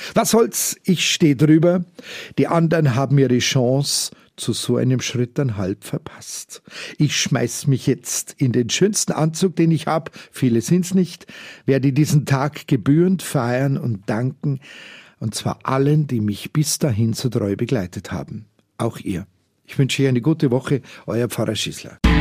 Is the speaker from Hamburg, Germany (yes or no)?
no; Munich, Bavaria, Germany; Ich bin halt ein echter Münchner und hier bekannt wie ein bunter Hund.